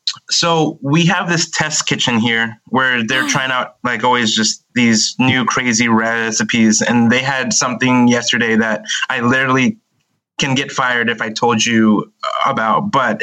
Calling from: California, United States; I am calling from Southern California.

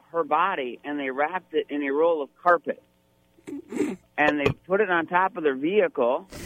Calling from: Monterey, Michigan, United States; No, Michigan.

